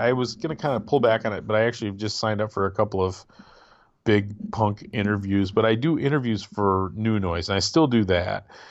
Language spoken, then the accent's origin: English; Midwest, United States; I'm a Midwesterner